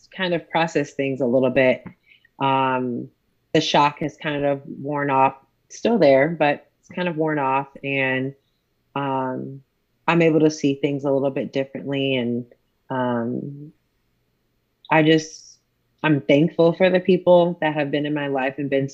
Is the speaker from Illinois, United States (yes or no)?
no; Buffalo, New York, United States; moved away as an adult; also born or lived in Texas; now in Dallas, United States; I'm from Buffalo, New York